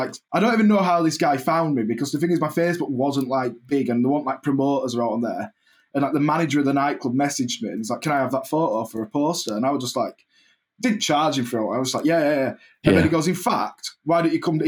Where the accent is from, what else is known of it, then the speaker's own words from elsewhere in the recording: Keighley, Yorkshire and the Humber, United Kingdom; I'm from Keighley, yeah, it's a Bradford postcode